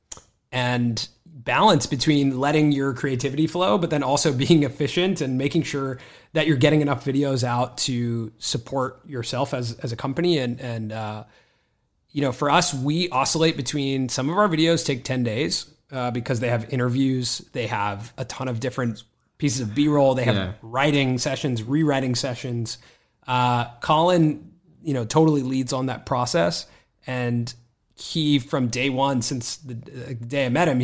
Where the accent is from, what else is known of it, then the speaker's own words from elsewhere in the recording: Los Angeles, California, United States; I grew up here in Los Angeles